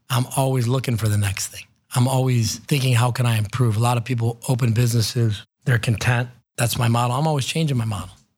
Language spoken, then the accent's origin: English; North Olmsted, Ohio, United States; also born or lived in Lakewood, Ohio / Cleveland, Ohio; I grew up in Cleveland, was born in Lakewood, grew up in North Olmsted